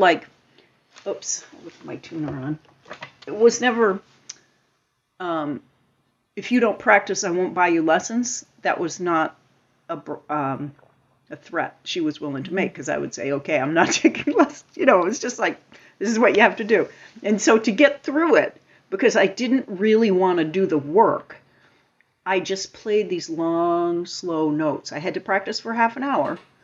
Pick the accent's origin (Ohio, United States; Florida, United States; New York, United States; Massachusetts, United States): Massachusetts, United States; Lincoln; now in Falmouth, United States; I grew up in Lincoln, Massachusetts, and Ted Sinella had these dances